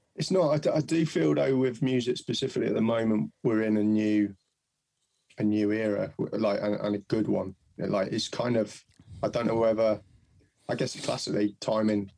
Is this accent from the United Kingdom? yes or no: yes; Mid Wales, United Kingdom; I was born in and brought up in Mid Wales